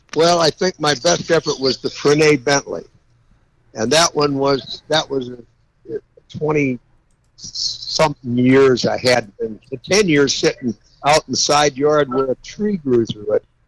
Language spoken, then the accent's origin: English; California, United States; I'm from California